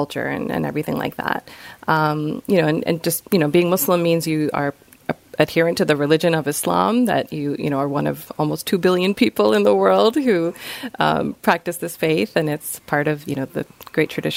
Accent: Rockville, Maryland, United States; also born or lived in Bethesda, Maryland; I'm a local girl, so I grew up in Rockville. I was born in Bethesda at Suburban Hospital, and I've lived here ever since

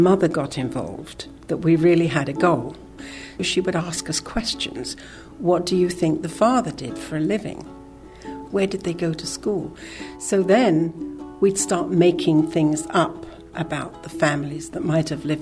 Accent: London, United Kingdom; now in Alexandria, United States; I grew up in Clapham, South London.

